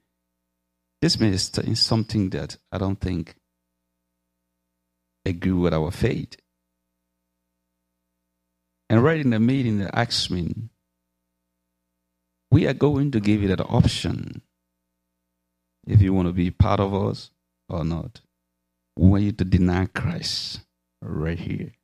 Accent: Liberia; I'm from Liberia, West Africa.

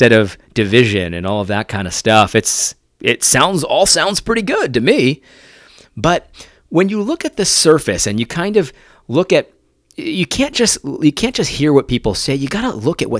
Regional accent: Connecticut, United States; also born or lived in New York; I grew up in Connecticut for the most part.

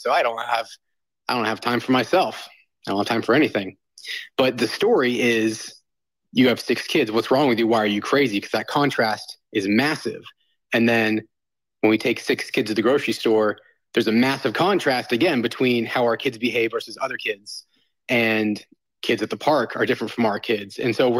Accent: Southern Bible Belt, United States; growing up in the Southern Bible Belt evangelical space

